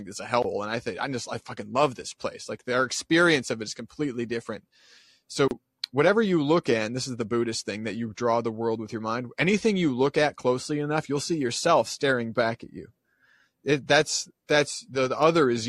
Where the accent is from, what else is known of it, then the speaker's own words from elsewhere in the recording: Dubuque, Iowa, United States; my hometown